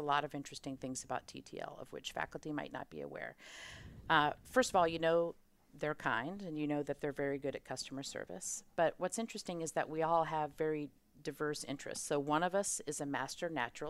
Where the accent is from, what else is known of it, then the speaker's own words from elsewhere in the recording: Auburn, Alabama, United States; I grew up in Auburn, Alabama, so I definitely remember when Georgia won the national championship because it was a very sore point in our household